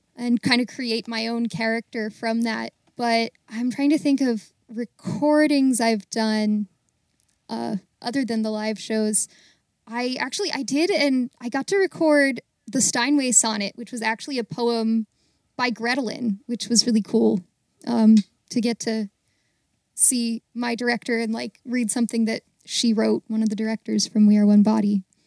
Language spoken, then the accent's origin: English; Baltimore, Maryland, United States; also born or lived in Greensburg, Pennsylvania; I'm from Baltimore, and I'm currently living in Baltimore